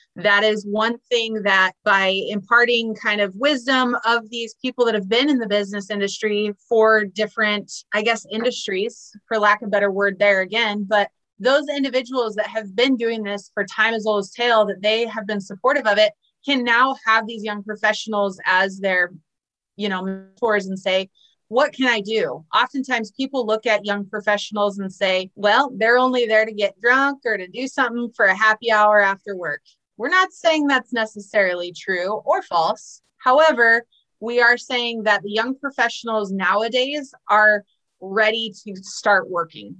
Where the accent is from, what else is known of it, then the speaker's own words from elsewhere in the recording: San Diego, California, United States; moved away as an adult; now in Iowa, United States; I'm originally from San Diego